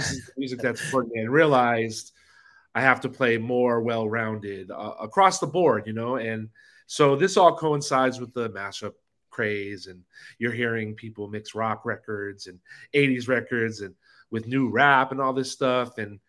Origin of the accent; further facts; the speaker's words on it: Los Angeles, California, United States; I'm born and raised in LA.